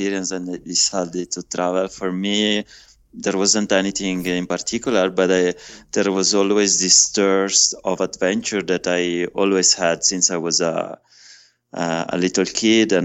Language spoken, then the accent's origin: English; Italy; moved away as an adult; I'm Italian. I was born in Italy about 40 years ago